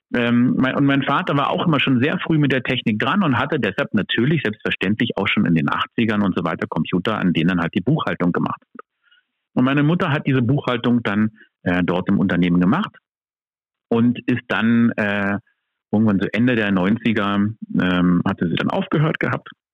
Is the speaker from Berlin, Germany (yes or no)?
yes; Berlin, Germany; ich komme hier aus Berlin.